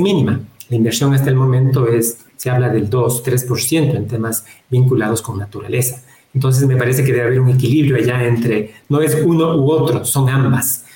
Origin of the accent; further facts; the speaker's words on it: Ecuador; Nosotros como ecuatorianos